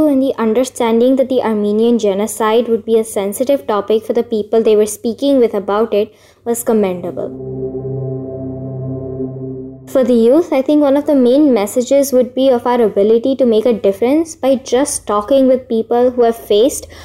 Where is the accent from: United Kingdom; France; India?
India; I'm from India